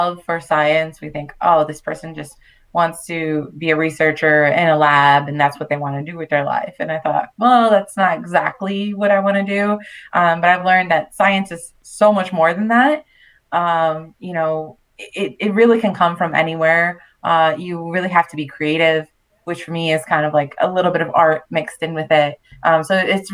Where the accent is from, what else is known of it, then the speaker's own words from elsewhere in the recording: New York City, New York, United States; moved away as an adult; also born or lived in Manhattan / Long Island / Puerto Rico (family); now in France; I was born and raised in Brooklyn, so definitely grew up on hip hop and R&B